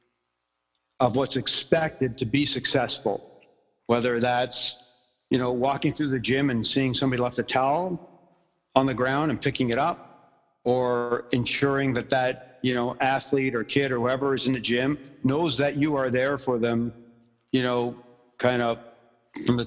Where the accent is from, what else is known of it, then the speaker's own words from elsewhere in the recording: Ottawa, Ontario, Canada; also born or lived in Montreal; when I was really young, we moved from Montreal to Ottawa